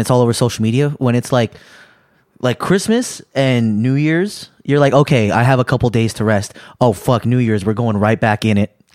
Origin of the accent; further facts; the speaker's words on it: United States; I'm American